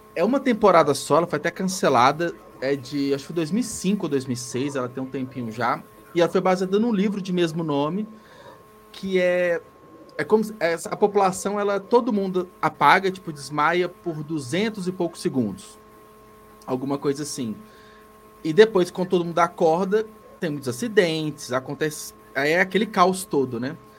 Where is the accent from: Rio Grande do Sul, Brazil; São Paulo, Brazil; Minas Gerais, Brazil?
Minas Gerais, Brazil; Belo Horizonte; eu sou de Belo Horizonte